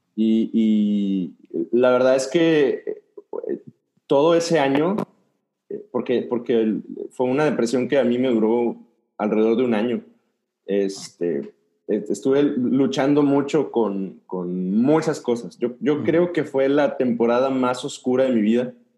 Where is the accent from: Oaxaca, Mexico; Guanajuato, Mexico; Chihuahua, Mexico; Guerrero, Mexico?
Guanajuato, Mexico; Dolores Hidalgo; born or raised there; moved away as an adult; also born or lived in Nuevo Laredo, Tamaulipas / Querétaro; now in Monterrey, Mexico